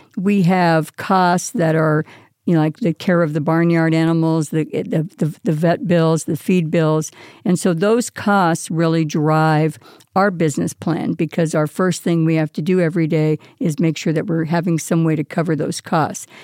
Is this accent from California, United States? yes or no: yes; California, United States; now in Las Vegas, United States; As a child growing up in California